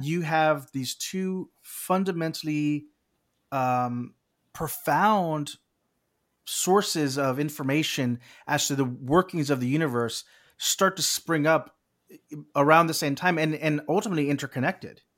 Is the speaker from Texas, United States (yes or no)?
yes; South Texas, United States; I grew up in South Texas